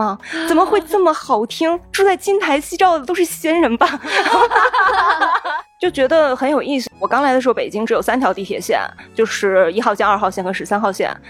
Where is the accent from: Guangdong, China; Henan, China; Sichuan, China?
Henan, China; Zhengzhou; moved away as an adult; also born or lived in Beijing; 也不算是特别小的城市出身，我是郑州的。我从郑州来到北京上学的时候，